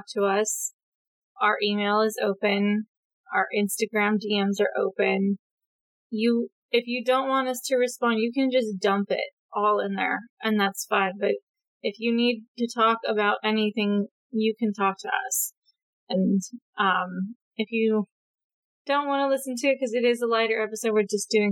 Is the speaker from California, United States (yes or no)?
yes; California, United States; now in Oregon, United States; I am a woman who lives in Oregon now and is from California